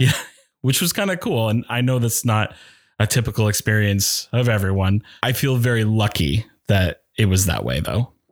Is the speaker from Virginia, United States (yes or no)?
no; Norway, Maine, United States; also born or lived in South Paris, Maine / New York City; I grew up in Western Maine, first growing up in South Paris, and then we moved to Norway. So I've been in the Oxford Hills, ooh, most of my life